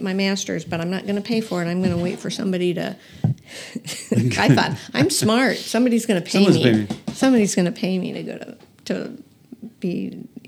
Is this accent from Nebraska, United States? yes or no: yes; Lincoln, Nebraska, United States; moved away as an adult; also born or lived in Missouri; I was from Lincoln, Nebraska